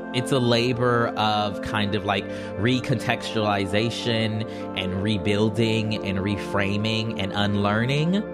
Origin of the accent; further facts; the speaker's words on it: the South, United States; I'm from the South